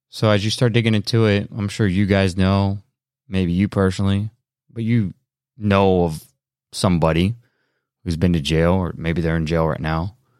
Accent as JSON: {"language": "English", "country": "United States", "said": "we, as American people"}